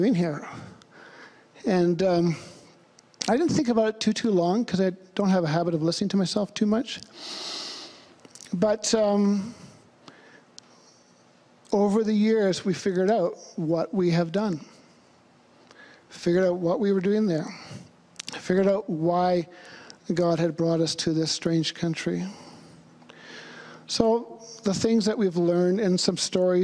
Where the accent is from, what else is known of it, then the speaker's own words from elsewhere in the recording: Vancouver, British Columbia, Canada; moved away as an adult; also born or lived in Thailand; I'm from Vancouver.